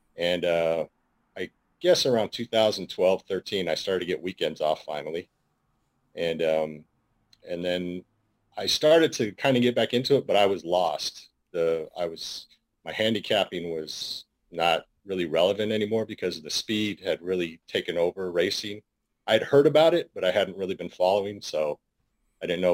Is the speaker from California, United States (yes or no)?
yes; San Francisco, California, United States; I was born and raised in San Francisco, California